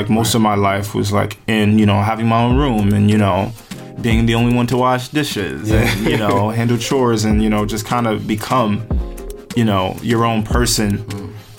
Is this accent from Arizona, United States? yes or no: no; Paterson, New Jersey, United States; Oh, man. Paterson is as real as it gets.